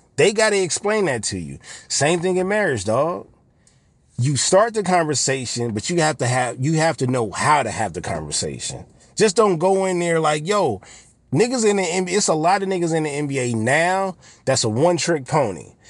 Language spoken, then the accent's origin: English; Los Angeles, California, United States; I was born on the west side, raised on the east side, and, and went back and forth from time, from certain time periods, but the bulk of my, the bulk of my life was on the east side of L A.